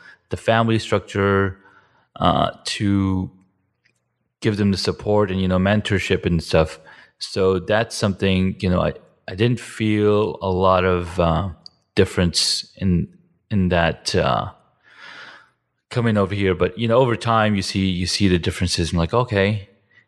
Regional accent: Saudi Arabia; moved away as an adult; also born or lived in Iran; now in United States; I grew up in Saudi from age 7 to 19, and then I came to the States.

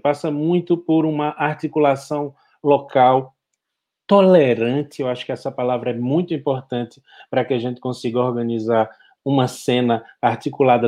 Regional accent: Bahia, Brazil; also born or lived in Pará; now in Pernambuco, Brazil; Eu, como baiano

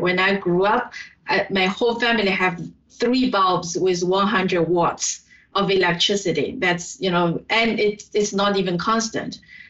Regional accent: southern China, China; now in United States; my hometown is in the south

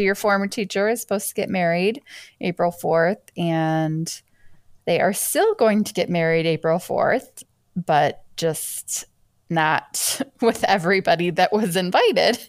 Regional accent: Michigan, United States; also born or lived in Seattle; I was born in Michigan, and spent my whole most of my life here

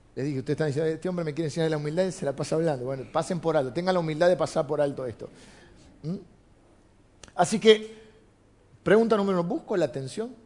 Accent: Argentina; soy argentino

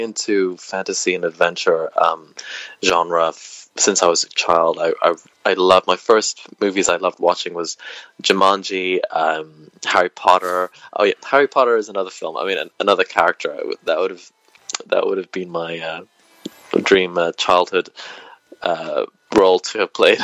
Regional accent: Wales, United Kingdom; moved away; also born or lived in England; growing up in Wales

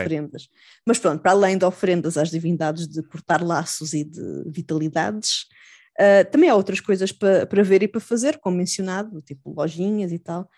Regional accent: Almada / Lisbon area, Portugal; also born or lived in Chiba, Japan; a minha, a minha cidade natal

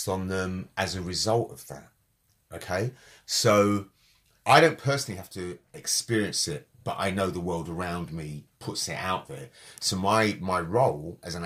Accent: London, United Kingdom; I was born in London at a particular time to particular parents who brought me up in a certain way

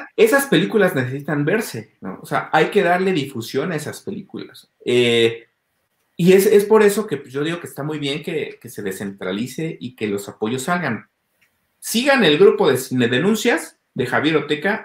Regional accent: Mexico City, Mexico; Soy de la Ciudad de México

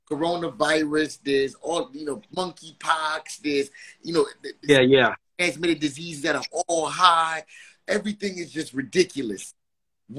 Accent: Jamaica; I am Jamaican

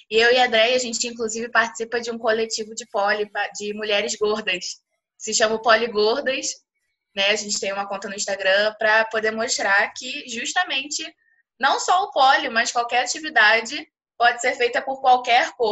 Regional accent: Rio de Janeiro, Brazil; tenho 24 anos, eu sou do Rio de Janeiro. Eu sou bacharel em Educação Física e instrutora de Lira Circense e Poliesporte aqui no Rio de Janeiro.

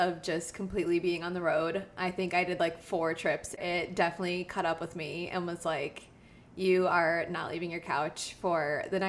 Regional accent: Wisconsin, United States; moved away as an adult; now in Florida, United States; I am from Wisconsin, originally born and raised, so lived there until I graduated high school

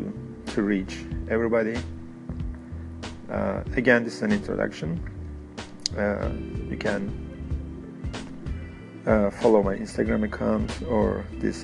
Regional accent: Istanbul, Turkey; English is a second language; moved away as an adult; now in United States; I am originally from Istanbul, Turkey.

